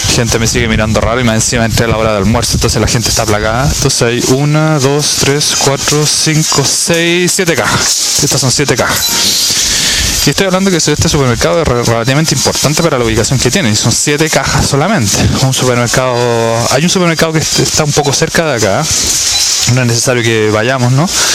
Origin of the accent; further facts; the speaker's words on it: Chile; moved away; como decimos en Chile